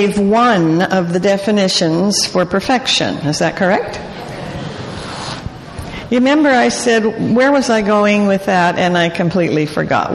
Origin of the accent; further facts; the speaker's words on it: Calgary, Alberta, Canada; moved away; I was born in Calgary in the late 1800s